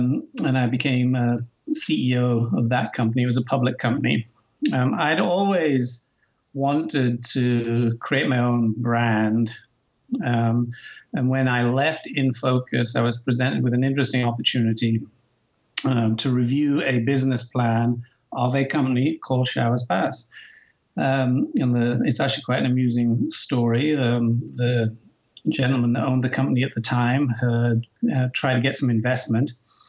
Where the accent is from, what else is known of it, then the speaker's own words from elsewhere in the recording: Newcastle, North East England, United Kingdom; accent: Geordie; Yes, I'm about as English as they come, but I guess those of you listening may detect a hint of an American accent now. My accent's probably in no man's land at this point.